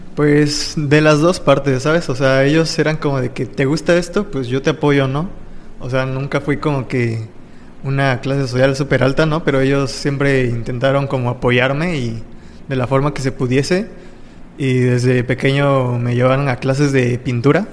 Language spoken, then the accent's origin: Spanish; Playa del Carmen, Quintana Roo, Mexico; also born or lived in Naucalpan, State of Mexico / Tultepec, State of Mexico; ya llevo unos diecisiete, dieciocho años radicando aquí en Playa del Carmen. Me trajeron aquí a vivir como a los cinco años